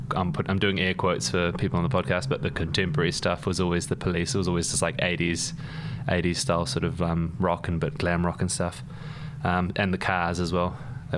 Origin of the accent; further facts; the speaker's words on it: New Zealand; moved away; also born or lived in London; I've got an accent. I grew up in New Zealand. So we were born here, and then all of us moved out to New Zealand when I was about four. My dad's Welsh. My mum's Irish. But they met in London